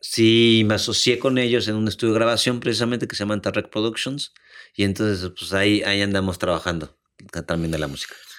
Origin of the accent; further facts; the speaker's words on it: Mexico; moved away as an adult; also born or lived in Madrid / South Africa; todos nosotros como mexicanos